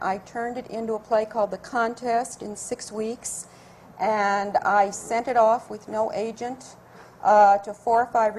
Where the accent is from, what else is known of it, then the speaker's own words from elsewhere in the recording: Iowa, United States; my roots are rural, like Marcia's. I'm from Iowa